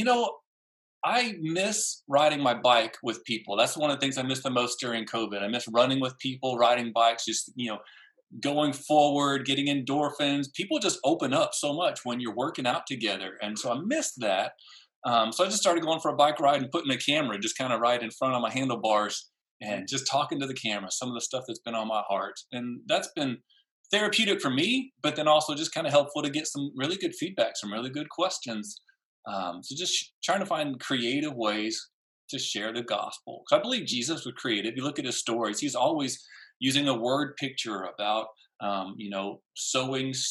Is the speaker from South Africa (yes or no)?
no; San Antonio, Texas, United States; growing up in San Antonio